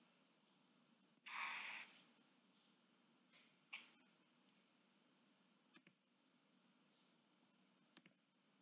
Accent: New York City, New York, United States; I was born in New York City, the Bronx, New York.

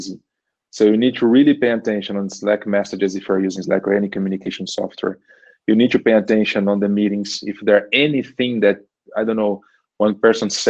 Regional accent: Brazil; first language Portuguese; English is a second language; moved away as an adult; now in Germany; when I come from Brazil

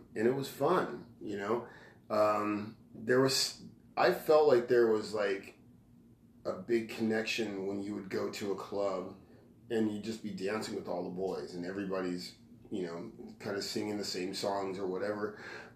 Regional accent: Bakersfield, California, United States; moved away as an adult; I left my hometown in Bakersfield

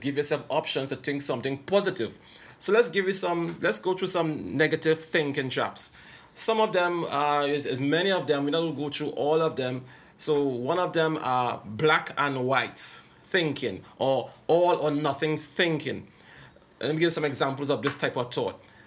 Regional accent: Trinidad & Tobago; I am from Trinidad and Tobago

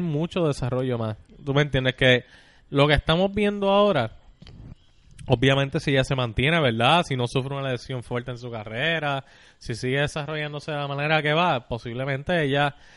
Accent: Puerto Rico; yo soy puertorriqueño y si me siento puertorriqueño

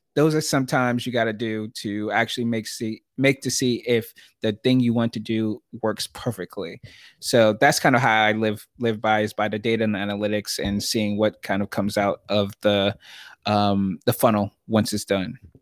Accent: New York City, New York, United States; I grew up in Brooklyn, New York.

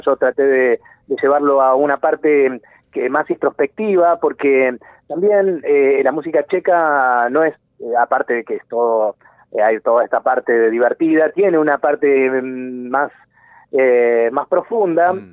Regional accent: Argentina; nosotros somos argentinos

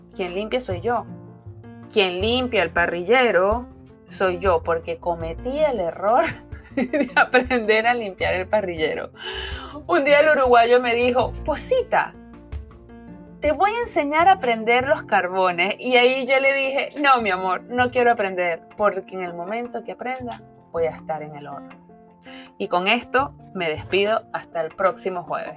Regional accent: Caracas, Capital District, Venezuela; moved away as an adult; now in South Florida, United States; Soy venezolana, nací en la bella ciudad de Caracas hace 45 años

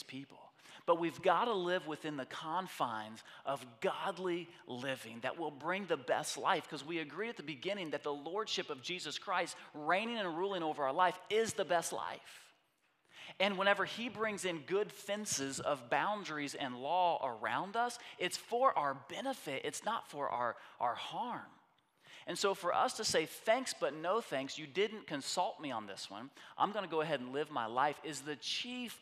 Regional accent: United States

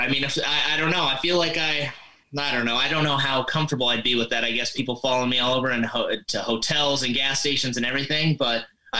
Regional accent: Montana, United States; moved away as an adult; also born or lived in Rapid City, South Dakota / Fargo, North Dakota / Bismarck, North Dakota; And then I moved to Montana, and I basically grew up in Montana most of my life. That's where I usually say I'm from

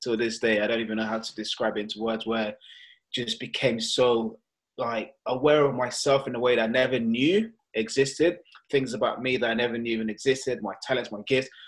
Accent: London, United Kingdom; also born or lived in Nigeria; And that is me, and I am from London, but originally born in Nigeria.

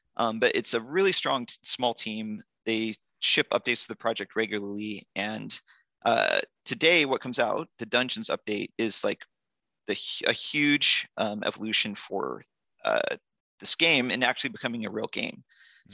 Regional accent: Yosemite, California, United States; moved away; I grew up in Yosemite and skied a lot growing up

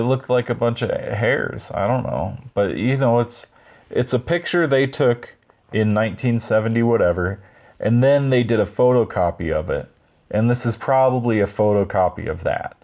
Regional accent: Hawaii, United States; moved away; I've jumped off piers when I was growing up in Hawaii

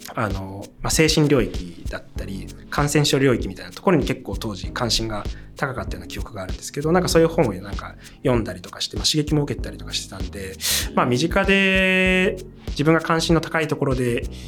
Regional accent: Hamamatsu, Shizuoka, Japan; 僕はあの、静岡の浜松です

